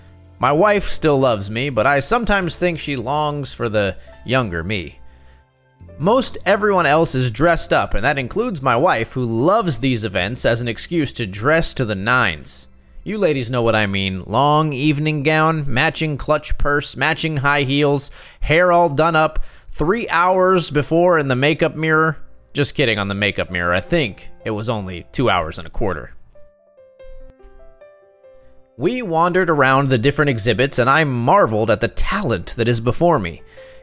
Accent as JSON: {"language": "English", "region": "Pacific Northwest", "country": "United States", "tie": "born or raised there", "said": "Also, I grew up in the Pacific Northwest, and so I have those memories to draw from as well."}